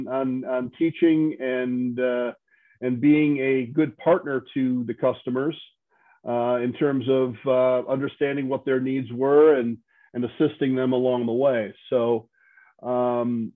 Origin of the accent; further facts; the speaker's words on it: Wisconsin, United States; moved away as an adult; I'm originally from Wisconsin.